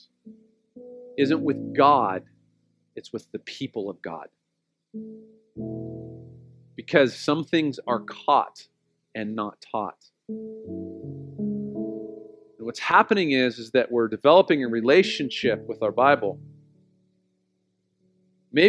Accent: Oceanside, California, United States; We grew up in Oceanside

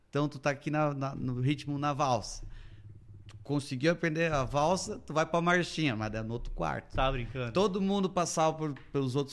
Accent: Massaranduba, Santa Catarina, Brazil; Então, eu eu sou natural de Massaranduba

